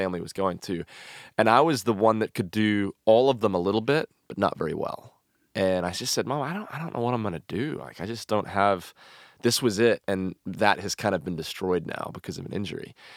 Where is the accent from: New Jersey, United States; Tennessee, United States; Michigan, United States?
Tennessee, United States; Franklin; I grew up in Franklin and the Nashville, Tennessee area